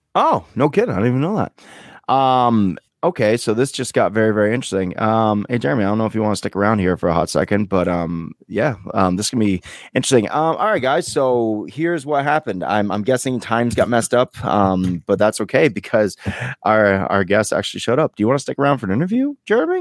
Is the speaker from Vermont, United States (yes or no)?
yes; Vermont, United States; I'm like Vermont